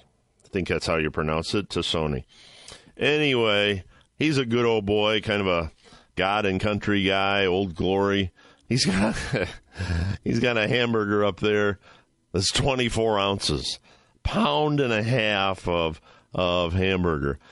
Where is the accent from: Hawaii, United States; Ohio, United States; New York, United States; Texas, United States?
Ohio, United States; I'm from Ohio